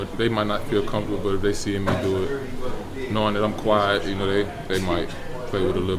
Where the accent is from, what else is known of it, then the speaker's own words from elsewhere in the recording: Greensboro, Alabama, United States; the little kid growing up in Greensboro.